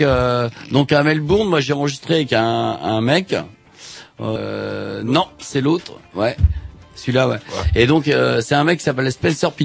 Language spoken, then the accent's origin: French; France; je suis français